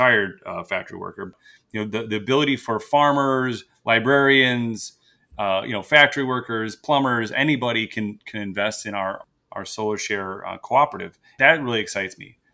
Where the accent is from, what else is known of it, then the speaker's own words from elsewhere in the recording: Prairie du Chien, Wisconsin, United States; also born or lived in Madison, Wisconsin; I'm a lifelong Wisconsin resident. I grew up in Prairie du Chien